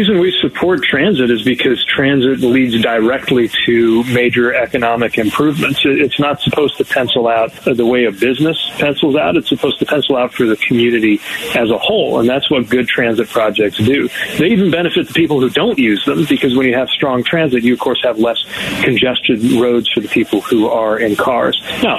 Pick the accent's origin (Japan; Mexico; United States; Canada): United States; the industrial Midwest; when I was mayor in the industrial Midwest, my hometown